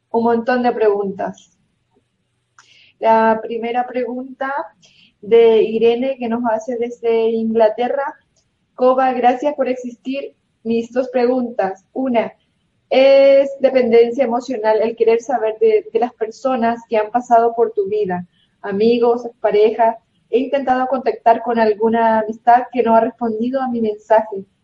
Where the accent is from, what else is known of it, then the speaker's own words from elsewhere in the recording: Colombia; Eh, estoy en la oficina donde me dieron permiso para poder escuchar tu conferencia. Soy de Colombia, estoy muy feliz de poder estar de nuevo en tus, charlas